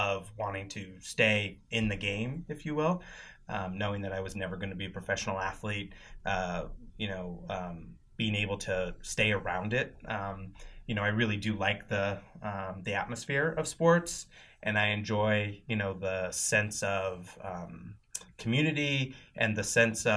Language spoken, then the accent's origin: English; Wenatchee, Washington, United States; also born or lived in Spokane, Washington; I'm originally from Wenatchee, Washington, which is about 3 hours from Spokane